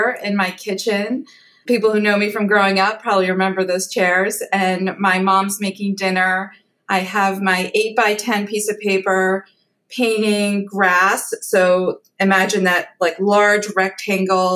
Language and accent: English; Washington, District of Columbia, United States; DC, my hometown